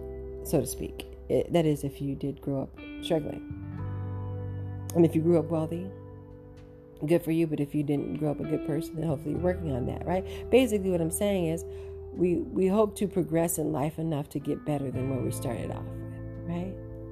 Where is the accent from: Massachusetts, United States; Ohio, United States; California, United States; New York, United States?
New York, United States; I came home and look at my house. It looks like Macy's, you know, and I'm from New York and we used to go into Macy's